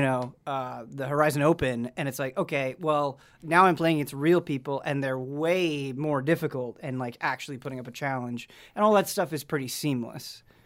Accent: Midwest, United States; now in Los Angeles area, United States; growing up in the Midwest

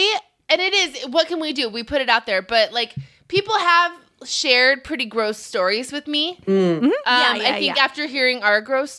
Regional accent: Camarillo, California, United States; born or raised there

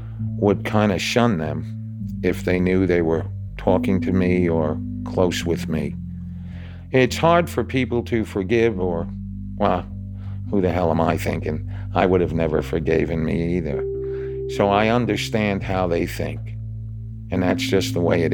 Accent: New York, United States; moved away as an adult; also born or lived in Oklahoma City / Dallas / South Carolina / Austin; now in Indianapolis, United States; I'm from New York

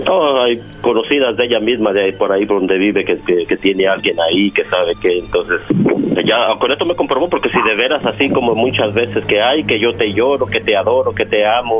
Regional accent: Mexico; yo soy de México

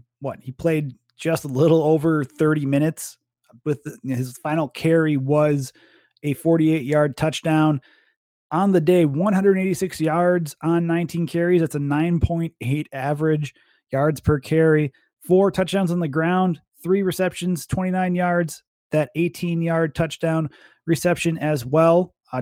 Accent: Wisconsin, United States; we're from Wisconsin

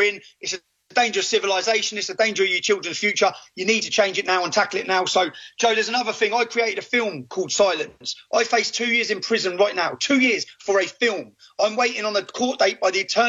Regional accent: Luton, East of England, United Kingdom; growing up in Luton

